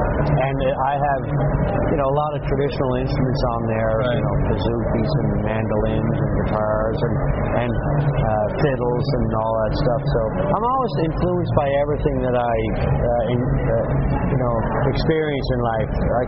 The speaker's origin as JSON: {"language": "English", "region": "Nova Scotia", "country": "Canada", "tie": "born or raised there", "also_born_or_lived": "Nashville, United States", "moved": "as an adult", "said": "I came back to Nova Scotia, and I wanted to make a record that was reflective of where I'm coming. I was raised and born and grew up"}